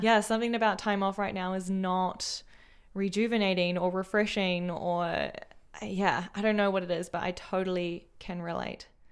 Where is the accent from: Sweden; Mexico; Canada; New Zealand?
New Zealand; moved away; as a New Zealander overseas